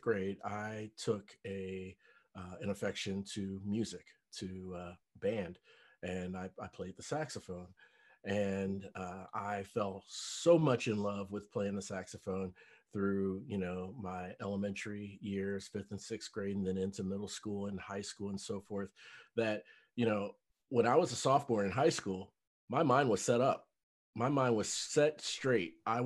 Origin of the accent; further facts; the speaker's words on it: Cincinnati, Ohio, United States; moved away as an adult; now in Dallas, United States; a fellow Ohioan, I am from Cincinnati, Ohio, moved here to North Dallas 5 years ago.